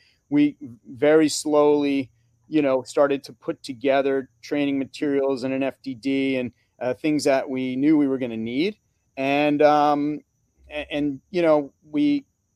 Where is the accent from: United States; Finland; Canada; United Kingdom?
United States; Northeast; growing up in the Northeast, I would go apple picking as a kid with my family